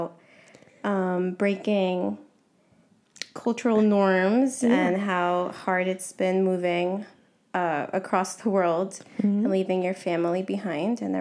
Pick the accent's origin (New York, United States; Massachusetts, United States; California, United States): New York, United States; moved away as an adult; I was born and raised in New York, but my parents are Guatemalan